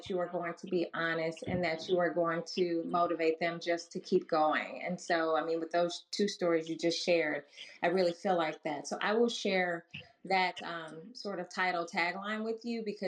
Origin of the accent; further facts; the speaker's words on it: Milwaukee, Wisconsin, United States; I'm from Milwaukee, Wisconsin, just a couple hours up the road